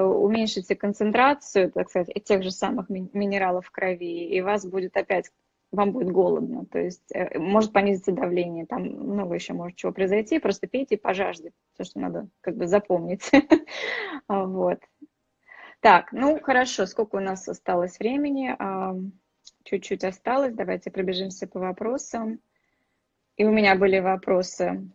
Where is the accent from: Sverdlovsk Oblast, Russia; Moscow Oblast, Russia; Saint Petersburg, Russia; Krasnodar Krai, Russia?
Saint Petersburg, Russia; Я тоже из Питера, так что мы с вами землячки